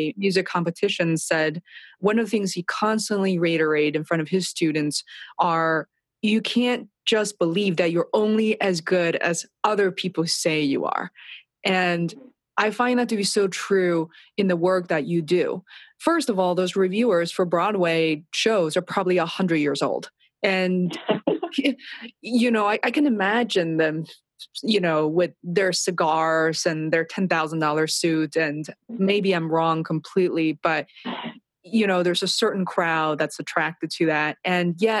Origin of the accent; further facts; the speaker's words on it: Beijing, China; moved away; I was raised and, you know, I grew up in China and Beijing